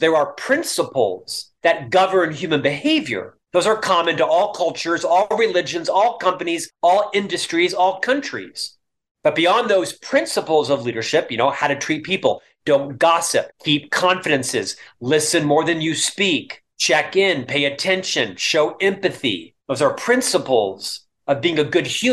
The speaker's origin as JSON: {"language": "English", "town": "Orlando", "region": "Florida", "country": "United States", "also_born_or_lived": "Provo, Utah", "moved": "as an adult", "lives_now": "Salt Lake City, United States", "said": "a single Catholic boy from Orlando, Florida"}